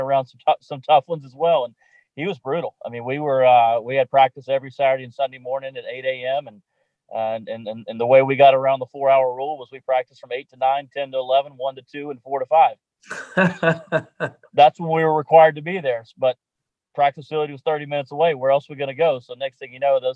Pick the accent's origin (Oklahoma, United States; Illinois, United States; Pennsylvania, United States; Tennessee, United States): Tennessee, United States; Memphis; I grew up in Memphis, Tennessee, only child.